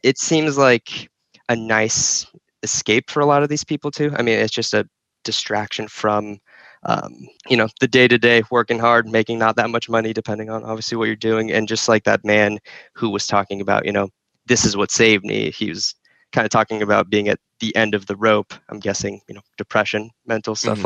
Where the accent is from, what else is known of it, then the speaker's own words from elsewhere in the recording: Phoenix, Arizona, United States; also born or lived in Izmir, Turkey / New Jersey; moved to New Jersey and then Phoenix when I was like five or six.